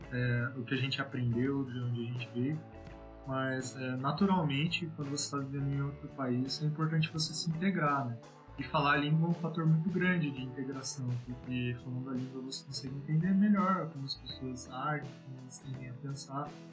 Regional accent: Apucarana, Paraná, Brazil; moved away as an adult; now in Germany; Eu sou natural de Apucarana

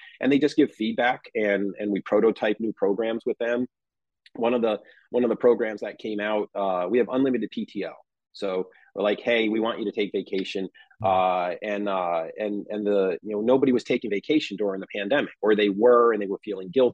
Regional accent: New Jersey, United States; moved away as an adult; now in San Diego, United States; we were both born and raised in the New Jersey area.

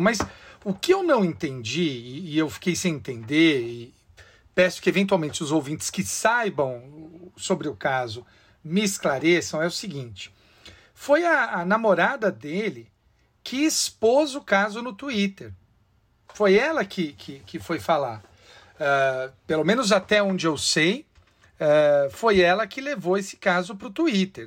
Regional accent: Bebedouro, São Paulo, Brazil; moved away; tenho um amigo de infância, Flávio Darbo. Eu acho que ele deve ser major hoje, uh, lá na, na região de onde eu venho, de Bebedouro

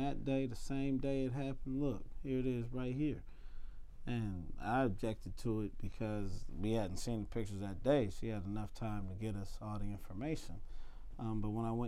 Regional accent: United States; I'm an American citizen.

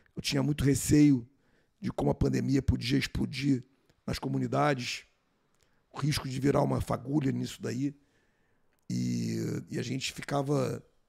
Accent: Rio de Janeiro, Brazil; also born or lived in Manaus; Eu morava aqui no Rio de Janeiro, nasci no Rio, e fiz a prova para o Colégio Militar de Manaus

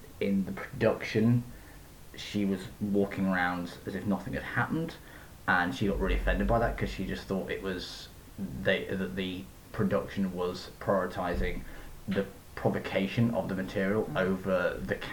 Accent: Yorkshire and the Humber, United Kingdom; moved away as an adult; now in Belfast, United Kingdom; I'm from Yorkshire. I've lived in Belfast since I was 18.

